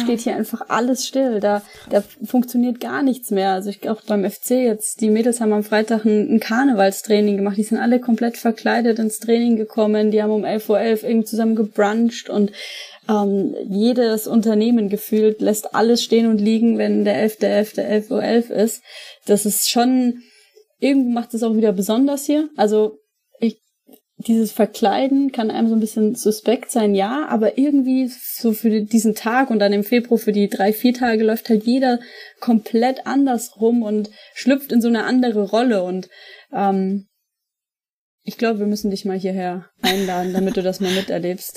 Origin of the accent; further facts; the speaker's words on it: Franconia, Bavaria, Germany; also born or lived in Munich; now in Cologne, Germany; ich komme ja ursprünglich aus Franken